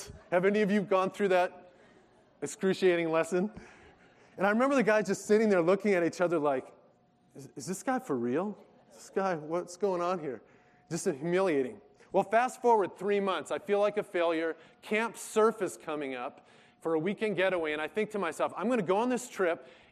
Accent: Wisconsin, United States; moved away as an adult; now in California, United States; I grew up in Wisconsin

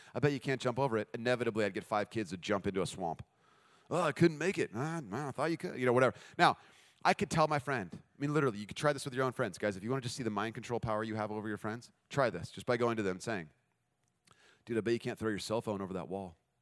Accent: United States; We're American

